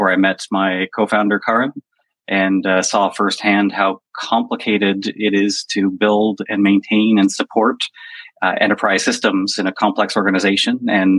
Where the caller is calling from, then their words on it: Toronto, Ontario, Canada; From Toronto.